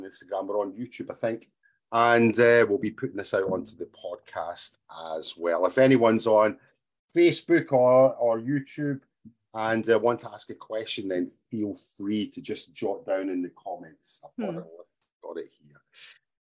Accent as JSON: {"language": "English", "region": "Scotland", "country": "United Kingdom", "also_born_or_lived": "Asia", "first_language": "English", "moved": "as an adult", "said": "I'm from Scotland."}